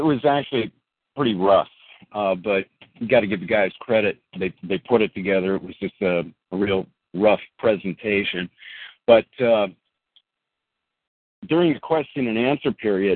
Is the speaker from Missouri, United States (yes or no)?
no; California, United States; I'm a California guy. I was born and raised here in California